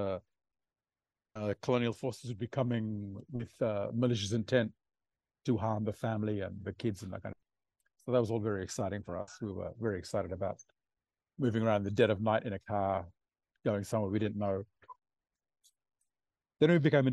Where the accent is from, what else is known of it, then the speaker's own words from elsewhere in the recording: Port Vila, Shefa, Vanuatu; I grew up in Port Vila